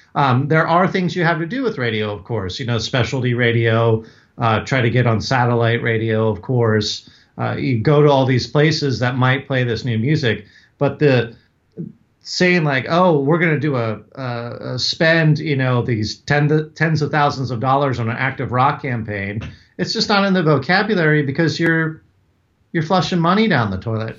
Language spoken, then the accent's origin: English; Northern Virginia, United States; growing up in Northern Virginia, right outside D C